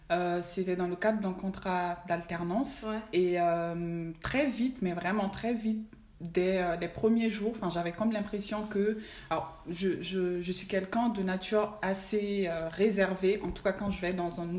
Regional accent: Mali; je suis âgée de 29 ans, je suis originaire du Mali

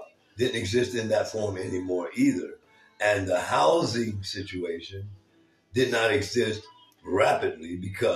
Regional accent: Tucson, Arizona, United States; also born or lived in Sierra Vista, Arizona; My mother decided to come to Tucson with me and my little sister

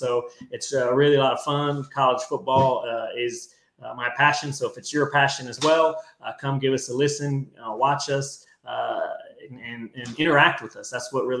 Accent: San Antonio, Texas, United States; originally I'm from San Antonio

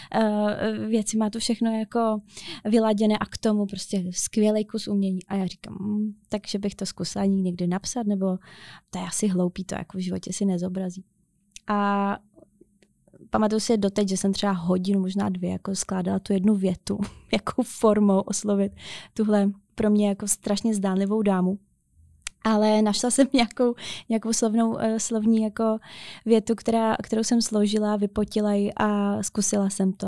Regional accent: Otrokovice, Zlín Region, Czechia; jsem jakoby ze Zlína, z Otrokovic

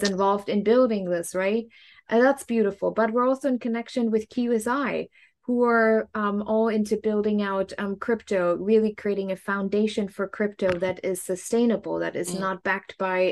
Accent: Germany; moved away; I grew up in Germany

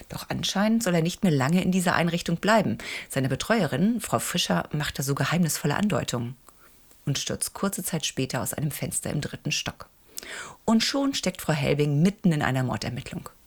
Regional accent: Hamburg, Germany; Doch beginnen möchte ich mit einem wirklich unterhaltsamen Krimi, der mich als Hamburgerin allerdings nicht in eine ganz so ferne Welt entführt, nämlich nur ins Grindelviertel.

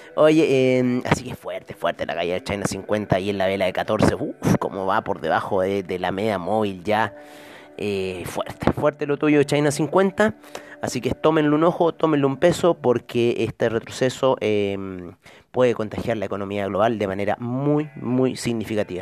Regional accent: Chile; aquí en mi país

